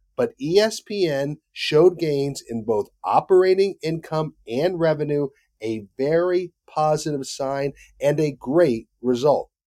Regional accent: Charlotte, North Carolina, United States; right here in my hometown of Charlotte, North Carolina

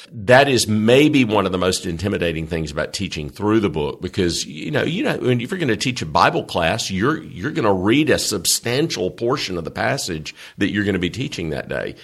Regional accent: the South, United States; I'm from the South, and Southerners are kind of weird about our people

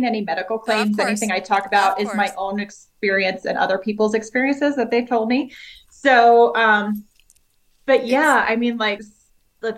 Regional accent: Boulder, Colorado, United States; I'm from Boulder, Colorado

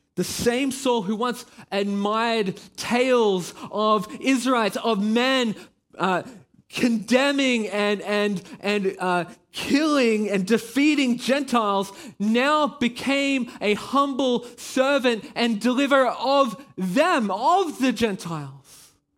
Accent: Australia; now in Belgium; I am Australian. Yeah, you can probably hear it in my voice

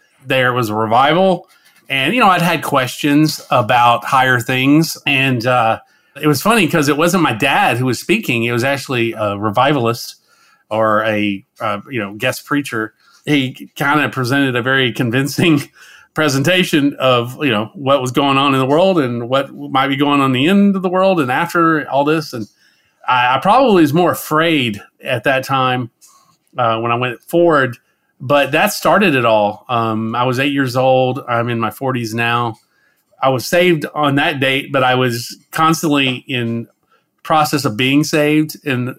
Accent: the South, United States; I'm originally from the southeastern United States, and I grew up in the South

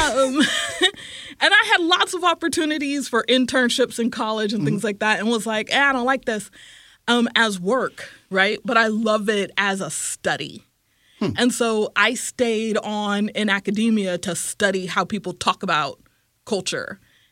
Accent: Silicon Valley, California, United States; I'm from California originally. I grew up in the Silicon Valley

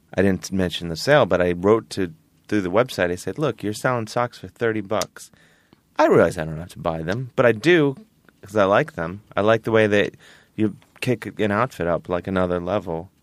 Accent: Cleveland, Ohio, United States; moved away; I'm from Cleveland. I'm a regular dude

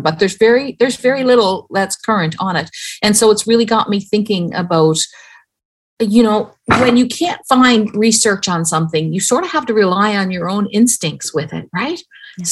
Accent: Newfoundland and Labrador, Canada; I grew up in Newfoundland.

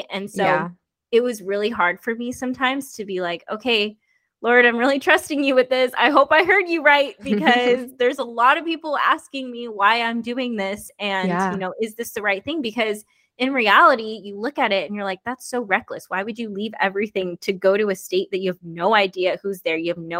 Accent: Bay Area, California, United States; moved away as an adult; now in Tennessee, United States; I was raised in the Bay Area

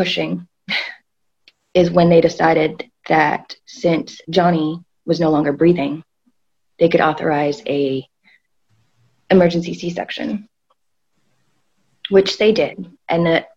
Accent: New York, United States; I was born in New York

